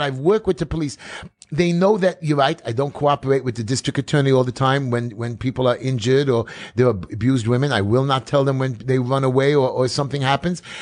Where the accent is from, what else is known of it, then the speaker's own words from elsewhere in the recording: New York City, New York, United States; I'm from New York City